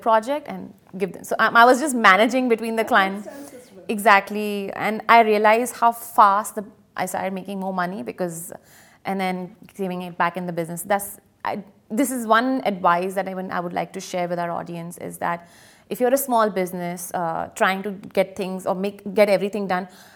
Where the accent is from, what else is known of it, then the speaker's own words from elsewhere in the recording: India; now in United Arab Emirates; I'm also from India